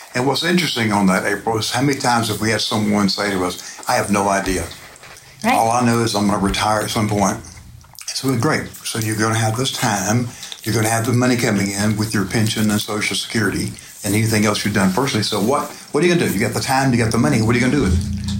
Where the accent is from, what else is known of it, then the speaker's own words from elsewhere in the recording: Phoenix Springs area, Florida, United States; where I grew up over in the Phoenix Springs area